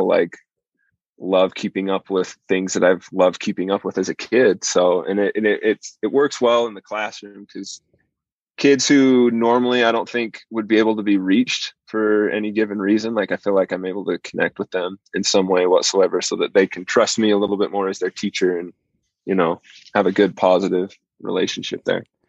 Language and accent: English; southern Idaho, United States; I grew up in southern Idaho